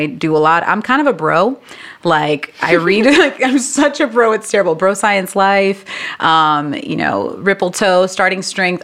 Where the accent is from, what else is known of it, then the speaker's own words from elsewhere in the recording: Boston, Massachusetts, United States; I was born in Boston and I'm first generation American. So my parents are from the Dominican Republic and we lived in the city.